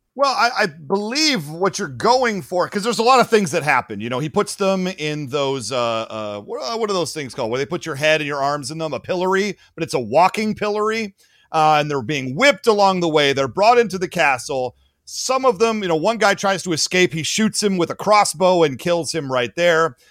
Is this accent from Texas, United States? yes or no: no; Michigan, United States; my home state of Michigan